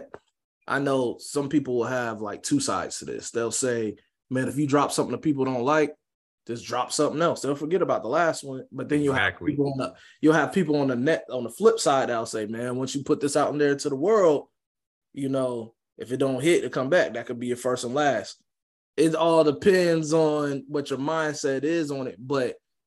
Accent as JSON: {"language": "English", "town": "Jacksonville", "region": "Florida", "country": "United States", "said": "I'm from Jacksonville"}